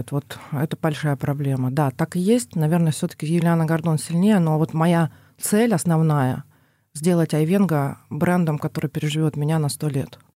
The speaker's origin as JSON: {"language": "Russian", "region": "Don region", "country": "Russia", "said": "а я донская казачка"}